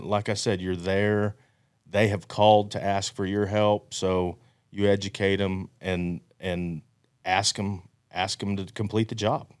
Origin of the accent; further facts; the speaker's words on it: Amarillo, Texas, United States; I'm from Amarillo, Texas